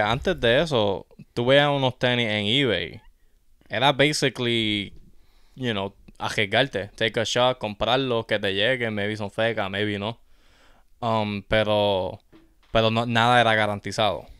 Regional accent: Yauco, Puerto Rico; café de Yauco, tú sabes, mi tierra nativa

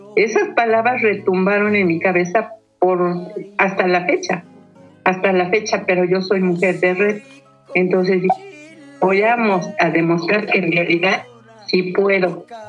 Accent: Mexico City, Mexico; Crecí en Tepepan, muy cercano a Xochimilco

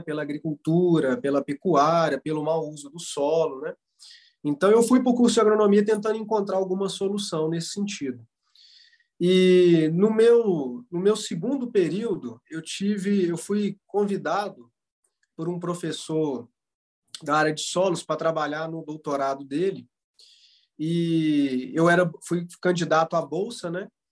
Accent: Florestal, Minas Gerais, Brazil; also born or lived in Viçosa; sou natural aqui do município de Florestal, Minas Gerais

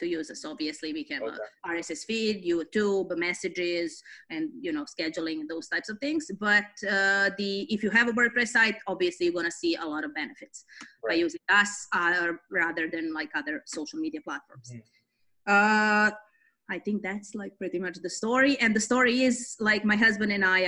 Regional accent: Belgrade, Serbia; moved away as an adult; now in Toronto, Canada; I grew up in East Europe, Belgrade, Serbia, ex-Yugoslavia

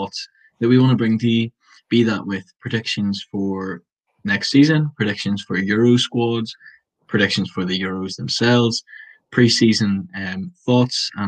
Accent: Bangor, Northern Ireland, United Kingdom; I'm from Bangor

